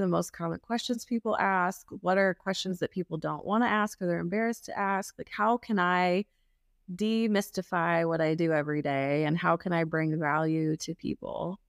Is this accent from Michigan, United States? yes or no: no; Kansas City, Missouri, United States; I grew up in Kansas City